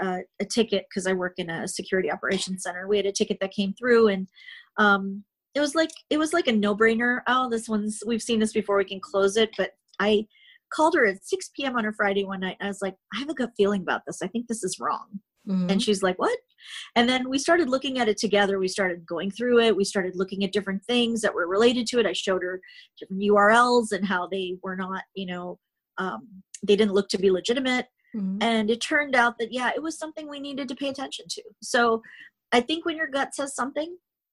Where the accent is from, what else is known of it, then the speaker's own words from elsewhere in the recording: Canada; I'm Canadian. I'm a progressive Canadian